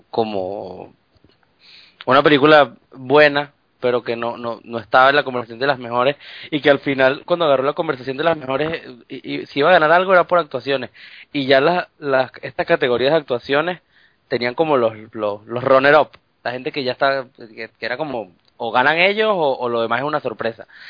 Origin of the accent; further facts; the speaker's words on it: Venezuela; moved away; soy el pueblo venezolano